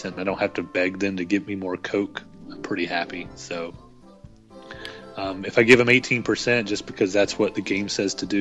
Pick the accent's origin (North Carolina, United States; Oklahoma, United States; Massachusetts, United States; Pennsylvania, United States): North Carolina, United States; moved away; I grew up at the beach. Used to live down at the beach, and growing up in North Carolina